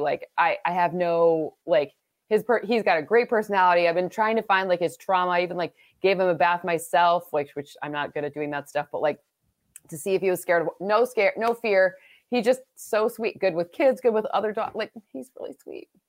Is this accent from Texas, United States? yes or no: no; Michigan, United States; I'm from Michigan